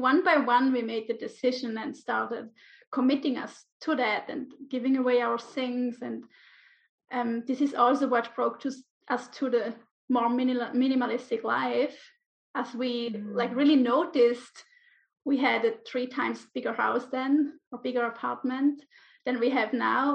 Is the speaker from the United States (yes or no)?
no; Switzerland; moved away as an adult; also born or lived in Ibiza, Spain; now in Menorca, Spain; I'm originally from Switzerland.